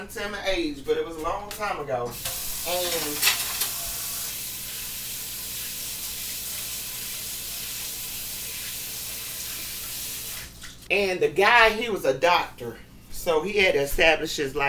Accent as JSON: {"language": "English", "country": "United States", "said": "us women, especially as American women"}